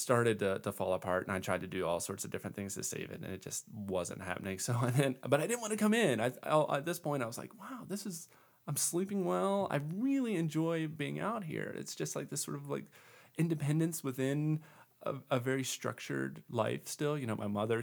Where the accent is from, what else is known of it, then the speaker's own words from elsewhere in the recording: Eastern Shore of Maryland, United States; moved away as an adult; also born or lived in Switzerland; now in Central Oregon, United States; I grew up in Flatland, Maryland